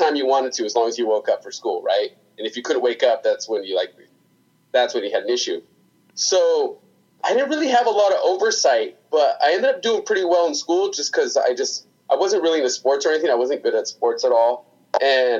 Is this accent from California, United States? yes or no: yes; Hemet, California, United States; I grew up in a town called Hemet, California